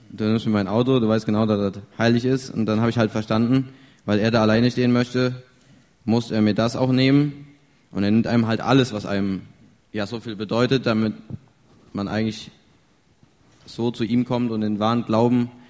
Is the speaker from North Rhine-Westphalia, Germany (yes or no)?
yes; Wilden, North Rhine-Westphalia, Germany; ich komme aus Wilden, liegt bei Willensdorf in der Nähe von Siegen.